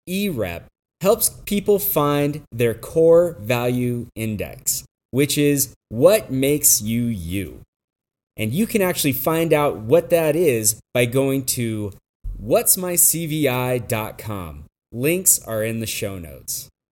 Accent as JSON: {"language": "English", "town": "Gresham", "region": "Oregon", "country": "United States", "tie": "born or raised there", "said": "my hometown of Gresham, Oregon"}